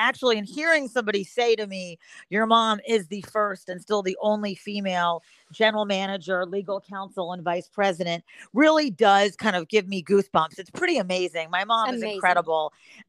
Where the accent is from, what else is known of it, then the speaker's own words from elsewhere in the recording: Philadelphia, Pennsylvania, United States; moved away as an adult; also born or lived in New York / Los Angeles; now in the Carolinas, United States; I grew up in Philadelphia, and then after college, I worked in Philadelphia for a couple of years